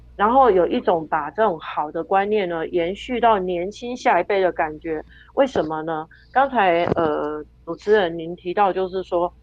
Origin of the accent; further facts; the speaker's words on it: Taiwan; 我们身为台湾人